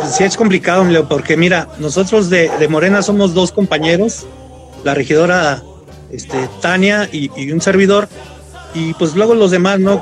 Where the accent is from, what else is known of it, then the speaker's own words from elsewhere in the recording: Mexico; la colonia Llamaradas, Bugambilias, de donde yo soy